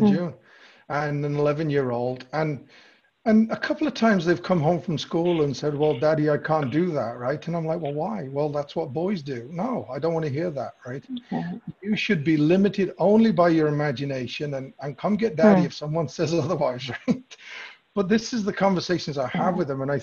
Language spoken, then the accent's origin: English; England, United Kingdom; moved away; I grew up in England